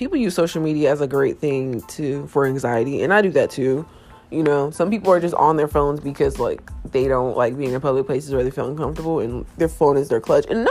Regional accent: Ohio, United States; I'm from Ohio

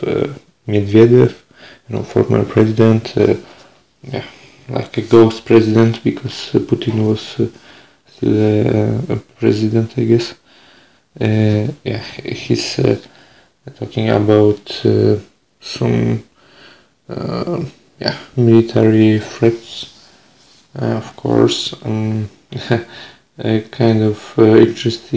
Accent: Biała Podlaska, Lublin Voivodeship, Poland; English is a second language; also born or lived in Veendam, Netherlands; now in Winschoten, Netherlands; I was born on 15 o'clock on Wednesday in Biała Podlaska in Poland, near the border with Belarus

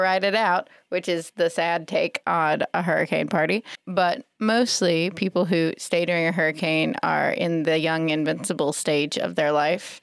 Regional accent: South Carolina, United States; I'm from South Carolina

